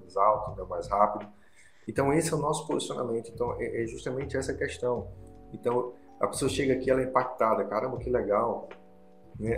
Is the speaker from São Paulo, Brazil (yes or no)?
no; Petrolina, Pernambuco, Brazil; now in Brasília, Brazil; lá na minha cidade, Petrolina